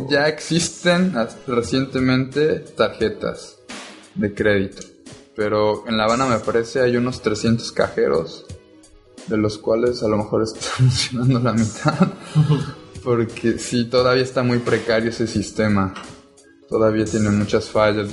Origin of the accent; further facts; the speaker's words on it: Cancún, Quintana Roo, Mexico; moved away as an adult; now in Cuba; Yo nací aquí en Cancún, pero me fui hace un par de meses